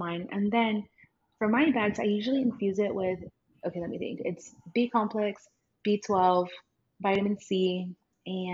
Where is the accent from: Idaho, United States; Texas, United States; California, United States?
Texas, United States; small town in; my hometown's kind of small